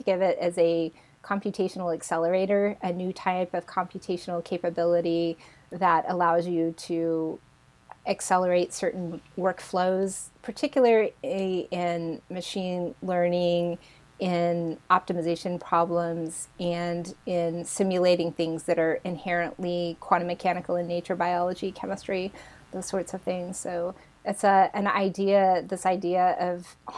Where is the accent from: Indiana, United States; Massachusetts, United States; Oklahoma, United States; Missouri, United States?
Indiana, United States; rural; moved away as an adult; now in Berkeley, California, United States; I grew up in rural Indiana